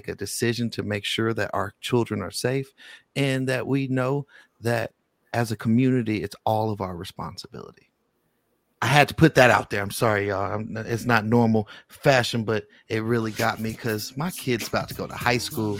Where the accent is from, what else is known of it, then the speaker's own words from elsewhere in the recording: Bay Area, California, United States; now in Las Vegas, United States; I always talk about my soil. You know, I love Las Vegas, but I was born in the Bay Area